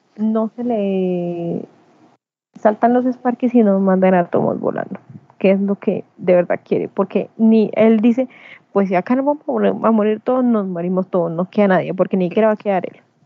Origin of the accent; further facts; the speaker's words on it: Colombia; yo como ciudadana colombiana